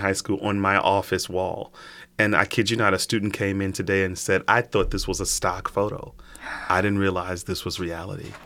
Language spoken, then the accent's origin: English; Chicago, Illinois, United States; moved away; grew up, born and raised in Chicago